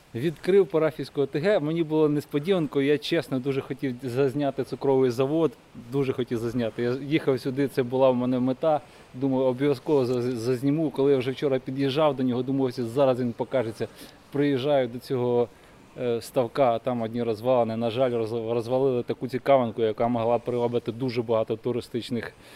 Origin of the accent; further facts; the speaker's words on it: Kyiv, Ukraine; Я із Києва.